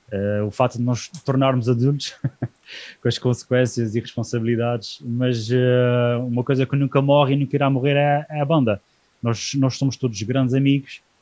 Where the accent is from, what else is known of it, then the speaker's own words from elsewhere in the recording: Azores, Portugal; aquilo que nos nos marca como, como açorianos